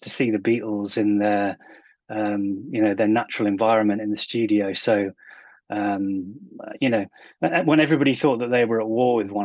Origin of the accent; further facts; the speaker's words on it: England, United Kingdom; I grew up in the Britpop era over here in England